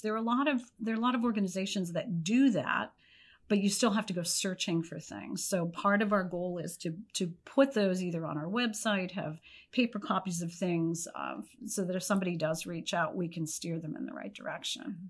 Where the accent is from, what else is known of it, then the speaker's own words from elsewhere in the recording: Pennsylvania, United States; moved away; I was from Pennsylvania